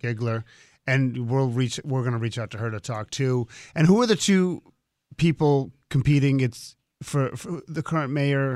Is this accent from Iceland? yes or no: no; United States; as an American